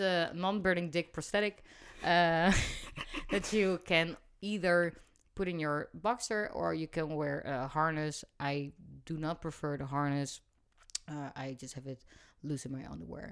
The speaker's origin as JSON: {"language": "English", "town": "Rotterdam", "region": "South Holland", "country": "Netherlands", "said": "I come from Rotterdam, so it's in my vocabulary"}